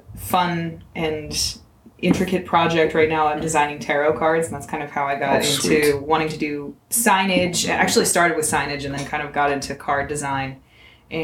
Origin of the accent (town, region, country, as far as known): Pittsburgh, Pennsylvania, United States